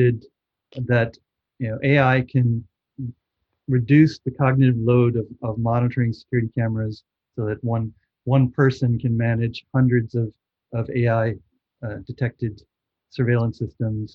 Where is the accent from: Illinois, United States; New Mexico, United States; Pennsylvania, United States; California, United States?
Illinois, United States; Chicago; moved away; I grew up in Chicago, and I was back there last Thanksgiving